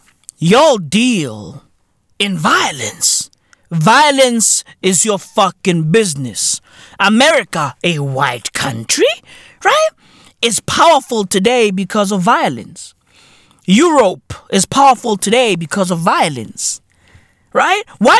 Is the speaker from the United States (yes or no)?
no; Boksburg, Gauteng, South Africa; Bruv, I'm from Boksburg.